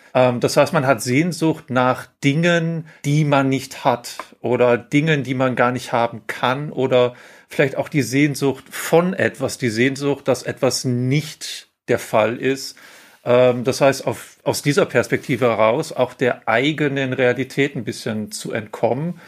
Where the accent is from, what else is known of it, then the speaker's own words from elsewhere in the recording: Ruhr area, North Rhine-Westphalia, Germany; moved away; ich komme ursprünglich aus dem Ruhrpott